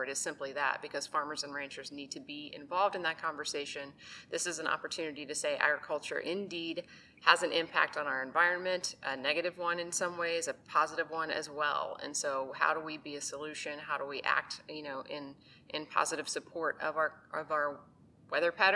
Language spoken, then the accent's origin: English; Indianapolis, Indiana, United States; moved away as an adult; also born or lived in New York City; I grew up in Indianapolis, Indiana